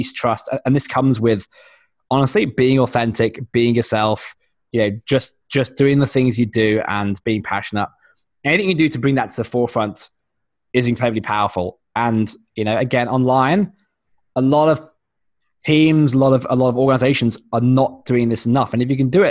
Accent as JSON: {"language": "English", "country": "United Kingdom", "moved": "yes", "said": "I am British originally"}